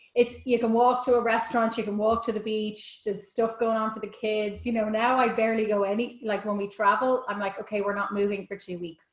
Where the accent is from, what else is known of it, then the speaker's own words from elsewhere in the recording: Ireland; being Irish